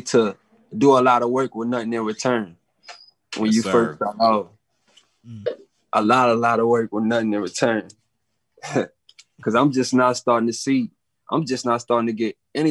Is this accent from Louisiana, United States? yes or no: yes; New Orleans, Louisiana, United States; I'm from New Orleans